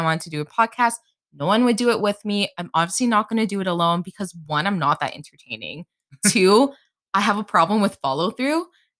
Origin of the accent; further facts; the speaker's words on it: Northeast, United States; Yeah, so I'm from the Northeast. We're both from the Northeast.